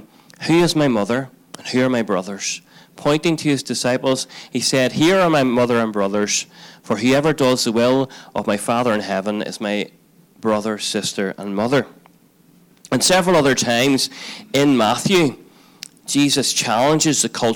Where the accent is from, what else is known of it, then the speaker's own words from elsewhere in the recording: Belfast, Northern Ireland, United Kingdom; Debbie and I lived in Belfast, and we grew up in Belfast